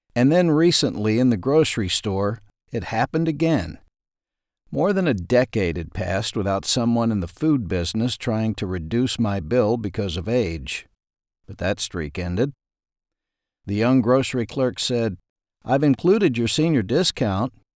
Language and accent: English; Ashdown, Arkansas, United States; When I was growing up in Ashdown, Arkansas